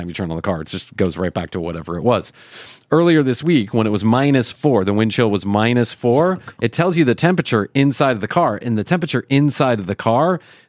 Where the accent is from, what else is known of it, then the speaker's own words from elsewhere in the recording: United States; growing up in the United States of America